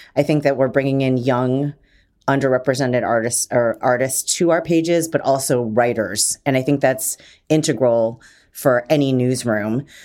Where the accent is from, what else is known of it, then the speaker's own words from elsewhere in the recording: Detroit, Michigan, United States; I'm from Detroit